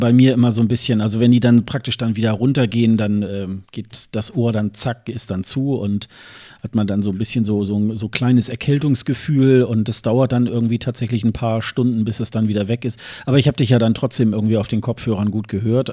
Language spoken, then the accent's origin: German; Germany